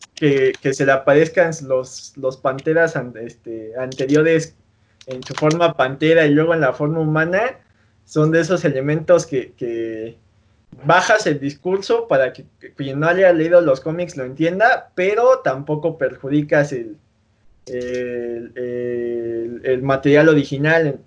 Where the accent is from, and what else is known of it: Mexico